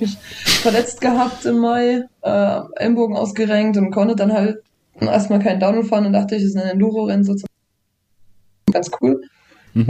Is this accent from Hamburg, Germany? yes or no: no; Saalfeld, Thuringia, Germany; now in Jena, Germany; geboren in Saalfeld, jetzt wohnend in Jena